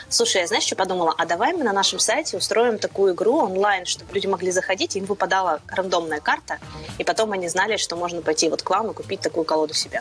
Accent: Urals, Russia; moved away; я вообще девушка с Урала

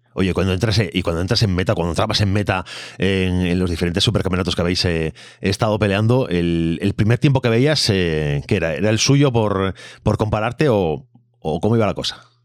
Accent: Galicia, Spain; como gallego

